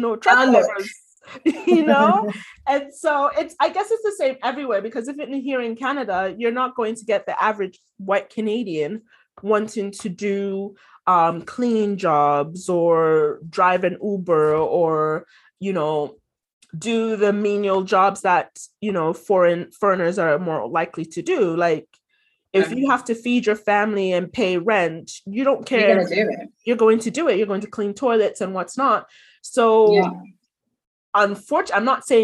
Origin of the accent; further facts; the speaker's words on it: Ghana; moved away as an adult; in Ghana, like growing up